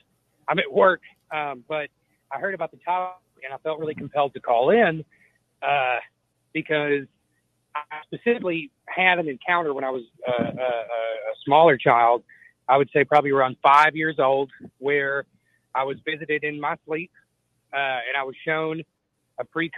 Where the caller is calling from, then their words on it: Kentucky, United States; from Kentucky.